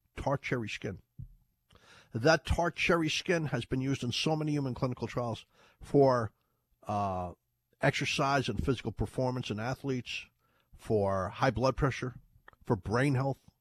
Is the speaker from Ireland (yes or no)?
yes; Ireland; now in United States; when I was a kid in Ireland, we used to call it turmeric. I was born in Ireland